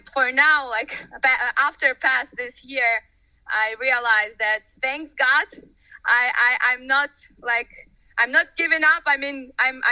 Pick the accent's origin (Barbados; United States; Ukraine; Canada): Ukraine; Odesa, Odesa Oblast; moved away as an adult; also born or lived in Tel Aviv, Israel; now in London, United Kingdom; Originally, I'm from Ukraine. So I was born in Odessa, the very, very, very famous city in Ukraine.